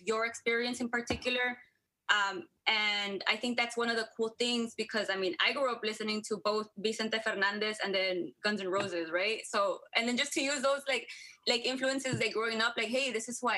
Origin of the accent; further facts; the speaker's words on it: United States; first language Spanglish; I grew up on the U.S.-Mexico border, so Spanglish has always been a very just native language for me.